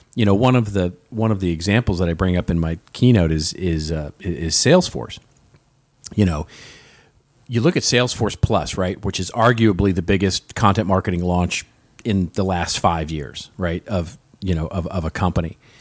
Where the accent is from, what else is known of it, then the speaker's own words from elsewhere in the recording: Los Angeles, California, United States; my hometown of Los Angeles